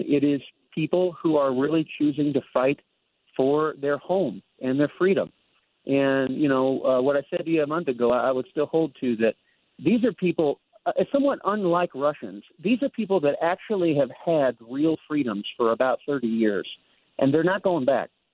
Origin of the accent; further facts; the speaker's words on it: United States; I am an American